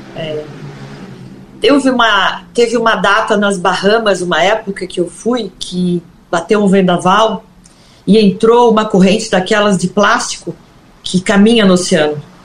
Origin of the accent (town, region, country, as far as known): Brazil